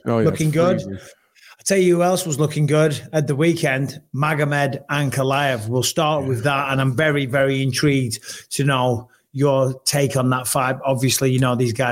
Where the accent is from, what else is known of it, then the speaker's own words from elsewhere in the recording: England, United Kingdom; being English